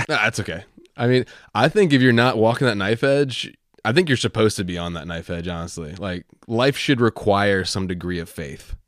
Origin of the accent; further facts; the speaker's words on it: Virginia, United States; I'm from Virginia